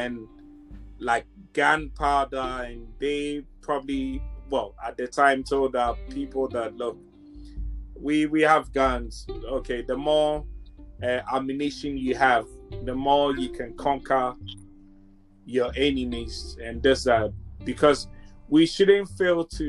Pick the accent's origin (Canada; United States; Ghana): Ghana; I'm Ghanaian. I'm from Ghana in Africa